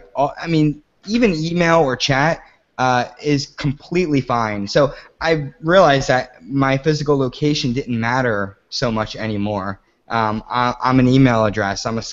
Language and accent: English; New Jersey, United States; moved away as an adult; also born or lived in New York City; I grew up in South Jersey near Philadelphia, and then I moved to New York City for Code and Theory